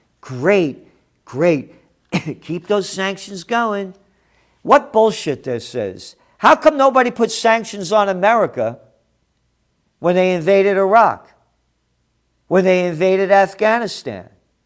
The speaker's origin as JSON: {"language": "English", "country": "United States", "said": "I'm an American."}